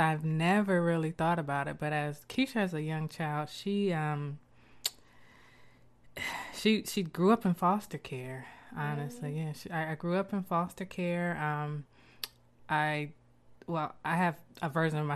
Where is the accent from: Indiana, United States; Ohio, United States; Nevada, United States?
Ohio, United States; Columbus; I'm from Columbus.